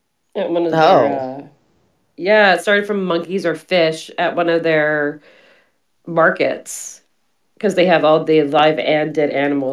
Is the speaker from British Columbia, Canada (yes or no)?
yes; Vancouver, British Columbia, Canada; moved away; I'm from Vancouver